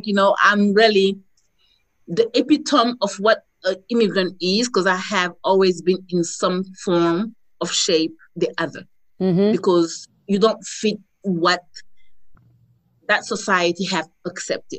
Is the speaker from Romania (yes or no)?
no; Senegal; moved away as an adult; also born or lived in Strasbourg, France / Paris, France; now in Detroit, United States; I was born in Strasbourg. And when my father finished school, he came back home with me and my elder brother, my mom. So I grew up in Senegal.